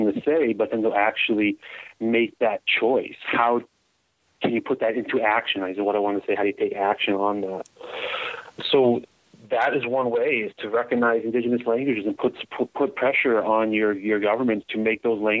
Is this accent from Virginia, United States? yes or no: no; Massachusetts, United States; now in Canada; I came from the United States. I was born in Massachusetts